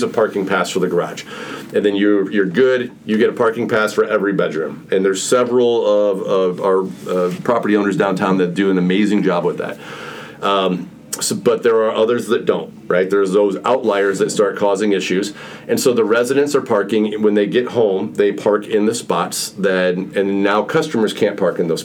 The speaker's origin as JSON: {"language": "English", "region": "Illinois", "country": "United States", "said": "I'm from Illinois"}